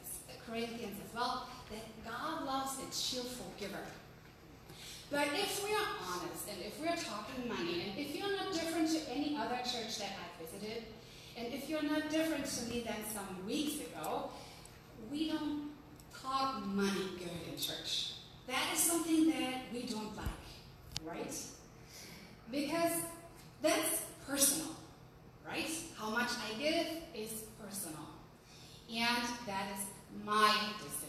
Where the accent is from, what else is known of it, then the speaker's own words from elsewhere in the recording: Germany; accent: German; English is a second language; moved away as an adult; also born or lived in Utah; now in United States; from my German accent. I kept it with me, and I'm proud of it because I am German after all